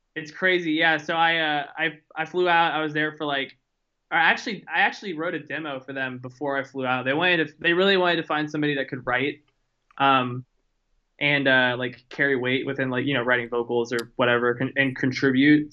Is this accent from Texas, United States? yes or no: yes; Houston, Texas, United States; now in Austin, United States; I was born and raised in Houston